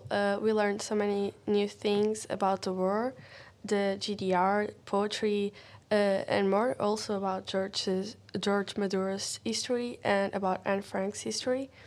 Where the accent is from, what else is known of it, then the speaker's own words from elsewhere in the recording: Portugal; from Portugal.